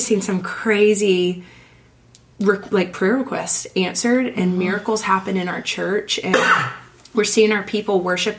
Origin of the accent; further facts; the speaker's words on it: the South, United States; growing up in the South, when you go to revival, it's like a ham breakfast, and repent